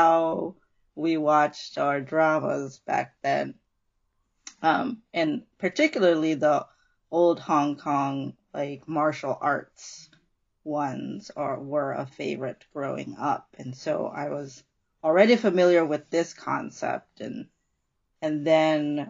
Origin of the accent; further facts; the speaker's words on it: Indonesia; moved away as an adult; I grew up mostly in Indonesia.